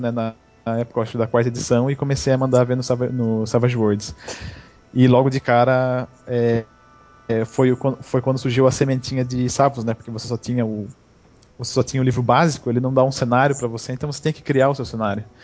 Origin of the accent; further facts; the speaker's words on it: São Paulo, Brazil; sou de São Paulo.